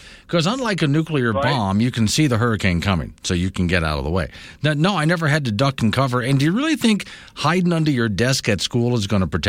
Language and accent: English; South Florida, United States; now in Wyoming, United States; since I was in Florida, you can actually get on your radio station in Florida, South Florida especially, the Radio Havana, Voice of Cuba, essentially.